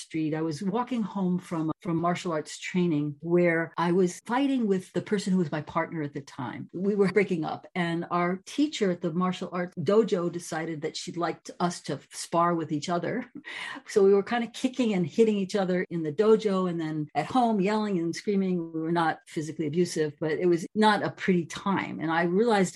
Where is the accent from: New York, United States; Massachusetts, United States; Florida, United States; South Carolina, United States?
New York, United States; New York City; moved away as an adult; now in California, United States; I grew up in New York City, which is very nitty gritty